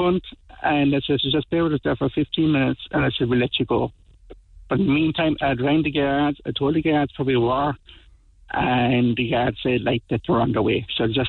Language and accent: English; Coachford, Munster, Ireland; No, Billy and Peter are from Kinsale and I'm from Coachford.